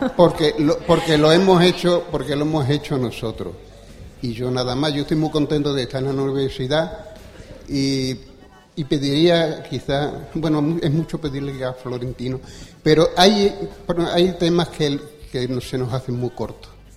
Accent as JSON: {"language": "Spanish", "town": "Badajoz", "region": "Extremadura", "country": "Spain", "tie": "born or raised there", "said": "yo me siento orgulloso de haber nacido en Badajoz, de haber ido a la escuela en Badajoz"}